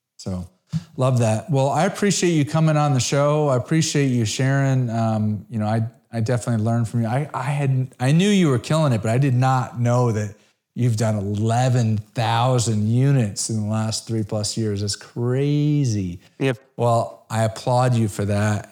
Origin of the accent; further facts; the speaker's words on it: Connecticut, United States; also born or lived in South Florida; now in Dallas, United States; I grew up in Connecticut.